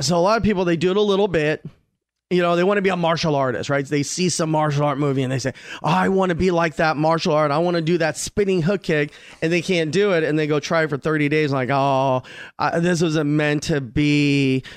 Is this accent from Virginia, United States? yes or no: no; Glendale, California, United States; also born or lived in Rampart District, Los Angeles; I grew up in Glendale